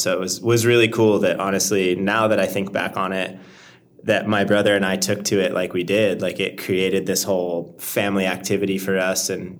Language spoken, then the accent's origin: English; Florida, United States; I grew up in Florida